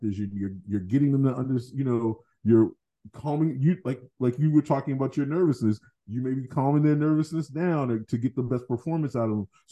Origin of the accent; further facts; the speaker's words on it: Boston, Massachusetts, United States; I grew up in Fields Corner